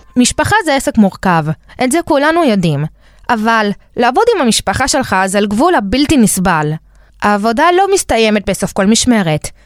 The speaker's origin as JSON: {"language": "Hebrew", "country": "Israel", "tie": "born or raised there", "also_born_or_lived": "Argentina", "said": "נולדנו בארגנטינה וגדלנו בישראל"}